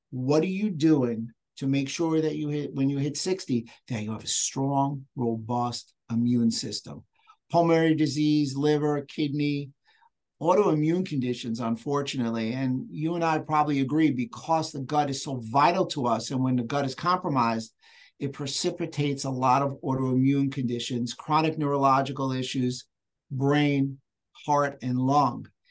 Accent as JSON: {"language": "English", "region": "New York", "country": "United States", "accent": "New York", "said": "I'm from New York if anybody noticed with the little accent"}